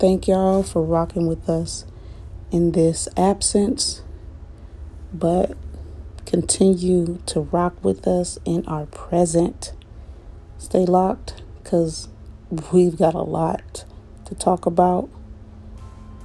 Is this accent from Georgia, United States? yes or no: no; Iowa, United States; moved away as an adult; also born or lived in Destin, Florida; now in Nashville, United States; I moved from my home state of Iowa out to the Destin, Florida area for work